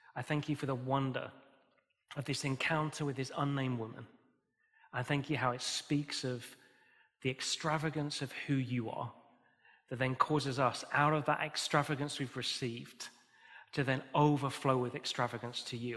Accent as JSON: {"language": "English", "country": "United Kingdom", "said": "We're British"}